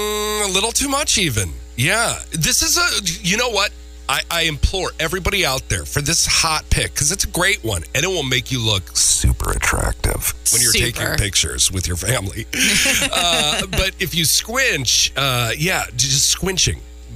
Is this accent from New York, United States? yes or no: no; Minnesota, United States; moved away; They're so smart up there in my home state.